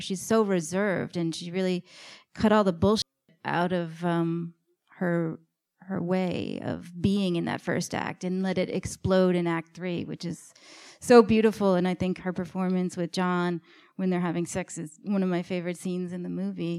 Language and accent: English; New York City, New York, United States; my co-writer, Liz, and I grew up in New York City in the nineties.